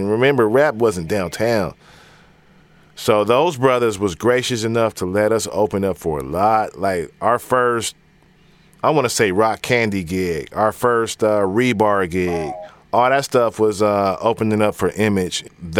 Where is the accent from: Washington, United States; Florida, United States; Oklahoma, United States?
Washington, United States; Seattle; Central District, Valley.